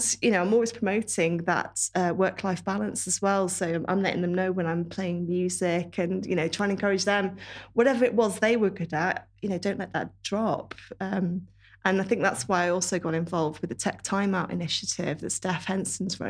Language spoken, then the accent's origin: English; Worcestershire, West Midlands, United Kingdom; now in Shrewsbury, United Kingdom; I'm not far away. I'm from Worcestershire